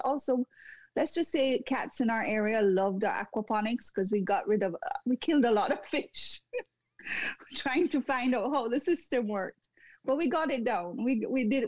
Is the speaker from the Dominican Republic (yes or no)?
no; Jamaica; moved away as an adult; also born or lived in Montreal, Canada; now in Canada; going back to my home country in Jamaica